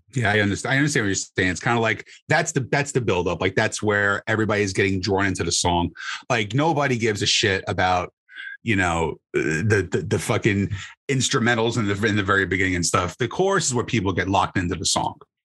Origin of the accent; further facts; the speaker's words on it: Bayonne, New Jersey, United States; moved away as an adult; also born or lived in Union City, New Jersey; now in Central New Jersey, United States; I lived in Hudson County my entire life. So I was in uh, Union City and then Bayonne.